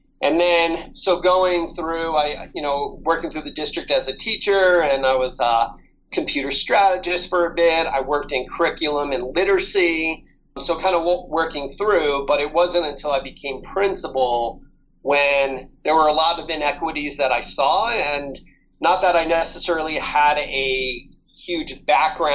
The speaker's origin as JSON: {"language": "English", "region": "New York", "country": "United States", "tie": "born or raised there", "moved": "yes", "lives_now": "Nevada, United States", "said": "I grew up in New York and born and bred in New York"}